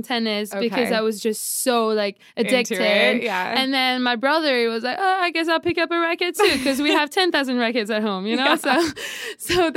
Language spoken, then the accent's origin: English; France; moved away; back in France, I grew up in France and my dad was just into tennis.